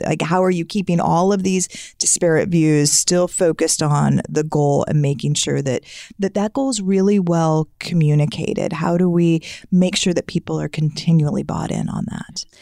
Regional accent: United States; now in Shawnee, United States; I grew up on the Mississippi River, and so, so much of our town was centered around down the river

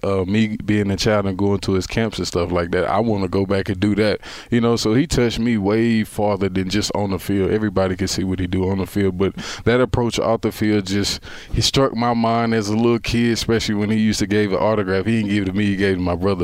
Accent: Texas, United States; I'm from Texas

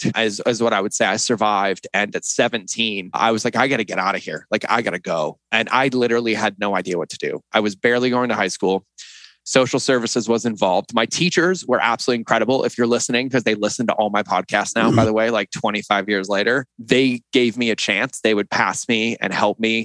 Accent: Boston, Massachusetts, United States; moved away as an adult; also born or lived in West Hartford, Connecticut; I grew up in West Hartford, Connecticut, and then right outside of Boston

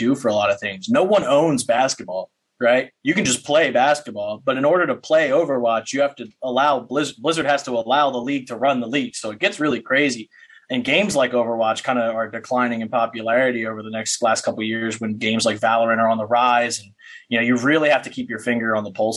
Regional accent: Paulsboro, New Jersey, United States; I'm from Paulsboro, New Jersey

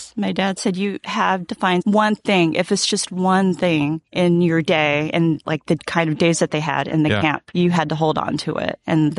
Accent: San Diego, California, United States; I'm from San Diego.

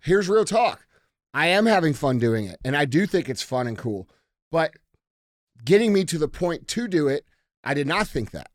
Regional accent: United States; as American citizens

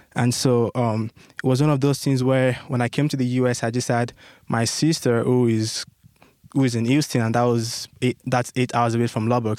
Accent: Nigeria; moved away as an adult; now in United States; my home country, back in Nigeria

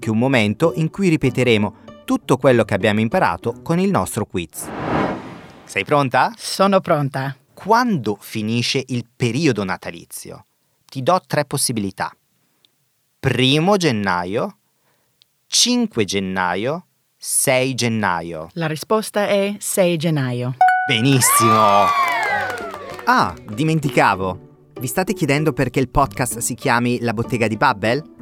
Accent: England, United Kingdom; Italian is a second language; now in Berlin, Germany; sono inglese, eh, ma da gennaio vivo qui a Berlino e lavoro qui a Babel.

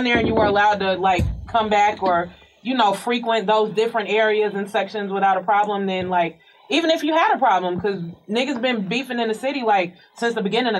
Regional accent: Atlanta, Georgia, United States; I was born in Crawford Longs.

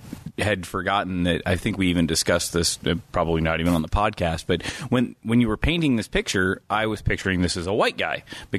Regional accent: Louisiana, United States; I'm from Louisiana.

